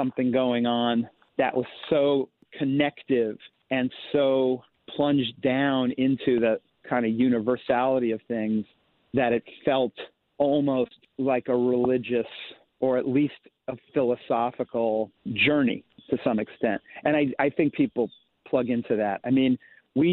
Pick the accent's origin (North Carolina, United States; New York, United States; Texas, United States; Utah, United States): New York, United States; New York City; I grew up in New York City